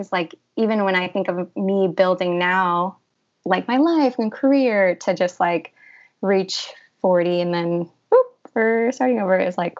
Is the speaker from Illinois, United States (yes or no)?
yes; Illinois, United States; also born or lived in Peru; Yeah. So I was born in Peru. My parents came to the United States in Illinois when I was 5 years old. So I was there for the first 5 years of my life.